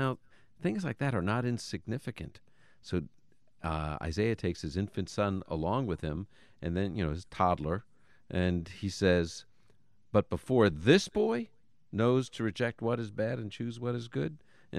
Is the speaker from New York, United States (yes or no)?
yes; New York, United States; I'm from New York. We say yous or yous guys, you know?